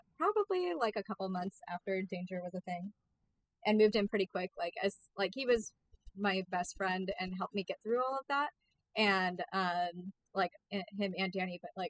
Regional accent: Orange County, California, United States; I'm the only one from Orange County.

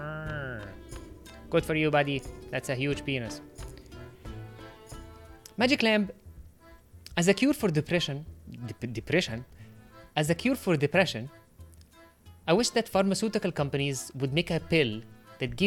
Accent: Egypt; first language Arabic; English is a second language; moved away; I'm from Egypt

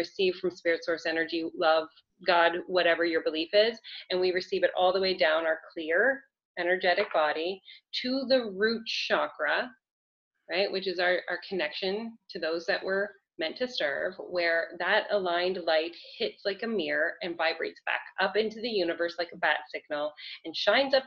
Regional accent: Canada; I'm Canadian

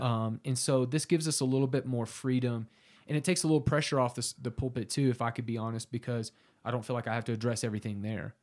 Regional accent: Southern Oklahoma, United States; I'm from Southern Oklahoma originally. Um, grew up there pretty pagan.

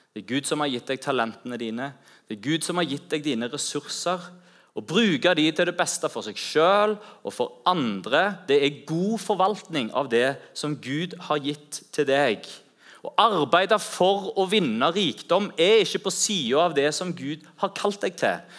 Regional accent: Norway; vi er fra Norge

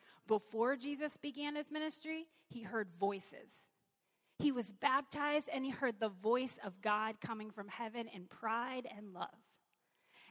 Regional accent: Lexington, Kentucky, United States; now in Cincinnati, United States; I'm from Kentucky. I'm not from Covington. I'm from Lexington

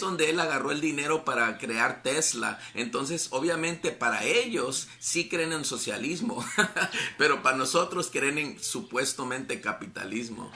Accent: Calexico, California, United States; allá en Calexico, California, donde yo me crié

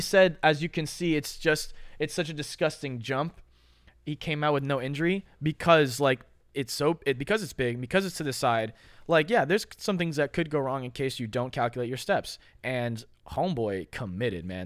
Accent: Florida, United States; I'm from America. I'm, I'm a Florida kid

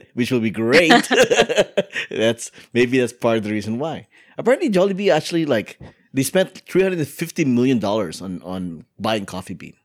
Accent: United States; I am American

